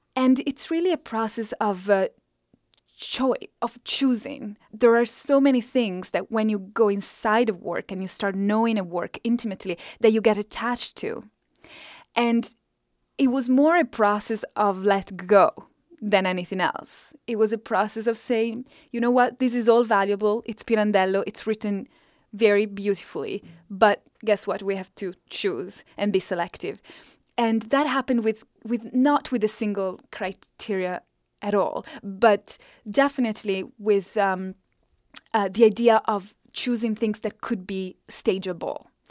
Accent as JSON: {"language": "English", "country": "Italy", "second_language": "English", "moved": "as an adult", "lives_now": "United States", "said": "as my English got better and better throughout this decade, my Italian just sort of is coming down"}